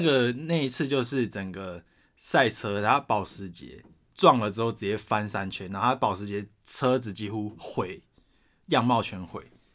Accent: Taoyuan, Taiwan; 我是桃园人

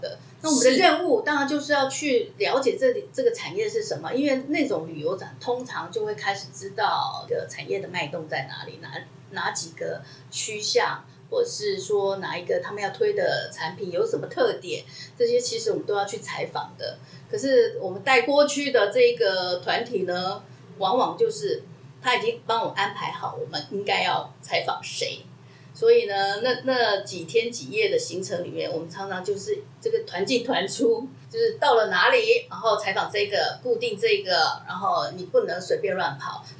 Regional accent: Taiwan; moved away as an adult; also born or lived in Beijing, China; 可是我是台湾的身份哦

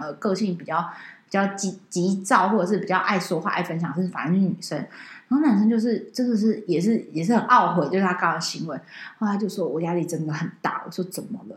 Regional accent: Taipei, Taiwan; 因为我们是台北的人嘛，所以我们是包游览车下到台中去的

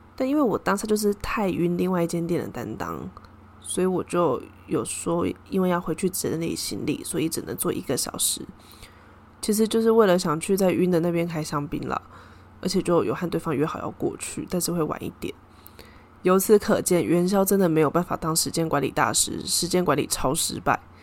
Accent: Taiwan; 我是从台湾来的

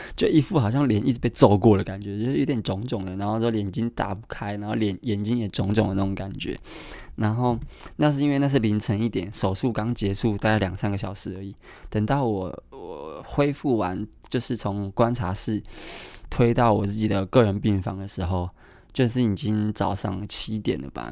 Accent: Kaohsiung, Taiwan; now in Taipei, Taiwan; 因为我是高雄人嘛

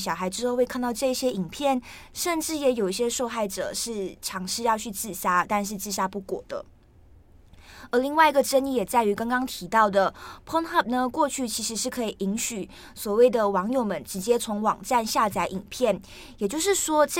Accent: Malaysia; now in Taiwan; 因为我是马来西亚人，那我来台湾念书，所以我觉得我现在的发音就是我现在的人生状态，意思也就是说我就是卡在马来西亚跟台湾之间。

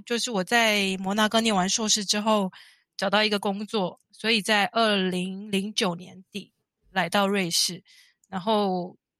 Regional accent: Kaohsiung, Taiwan; moved away as an adult; also born or lived in Japan / Monaco; now in Geneva, Switzerland; 我是高雄人。那我十八岁高中毕业之后到日本

